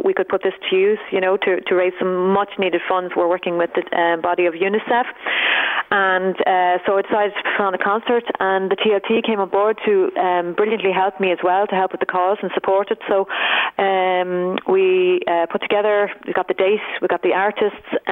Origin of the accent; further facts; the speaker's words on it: Ireland; we as Irish people